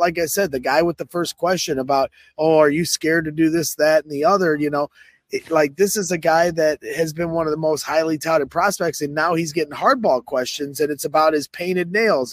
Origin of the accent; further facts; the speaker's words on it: Crown Point, Indiana, United States; my hometown of Crown Point, Indiana